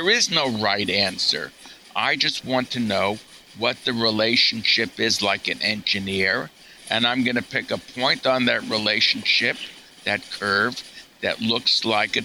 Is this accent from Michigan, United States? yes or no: no; New York, United States; I'm a New Yorker